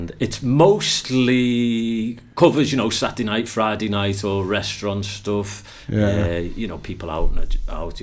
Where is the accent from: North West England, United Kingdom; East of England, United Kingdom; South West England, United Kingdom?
North West England, United Kingdom; Liverpool; accent: Liverpudlian; moved away as an adult; now in Pembrokeshire, United Kingdom; Liverpool's my roots. I am from Liverpool. I've been around here for about 20 years now.